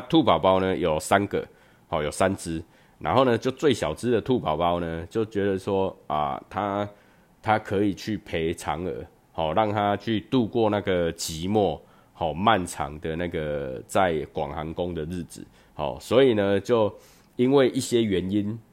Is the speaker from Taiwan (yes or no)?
yes; Chiayi, Taiwan; 我小时候在嘉义，我们就是在门口，哦，就在门口就开始烤肉了